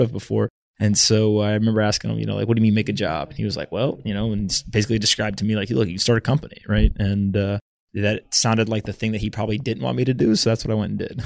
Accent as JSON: {"language": "English", "region": "North Carolina", "country": "United States", "tie": "born or raised there", "also_born_or_lived": "South Florida / Silicon Valley", "moved": "as an adult", "said": "I grew up in North Carolina. I was born in South Florida, but grew up there."}